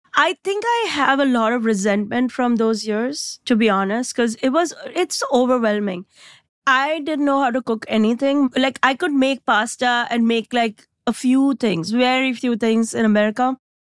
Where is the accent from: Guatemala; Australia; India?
India; now in United States; I came from India and India is anything but small